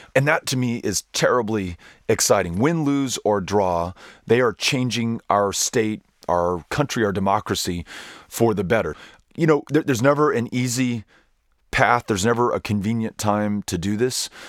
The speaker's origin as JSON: {"language": "English", "town": "El Paso", "region": "Texas", "country": "United States", "tie": "born or raised there", "said": "the city in which I was raised, that I'm now raising my children with my wife, Amy, and that I have the good fortune to represent in the United States Congress, El Paso, Texas"}